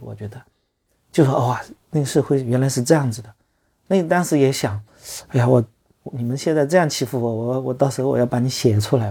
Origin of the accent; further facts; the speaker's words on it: Longyou, Zhejiang, China; also born or lived in Hangzhou; 我记得在读汽校的时候，就在就在我们老家龙游有几个文朋诗友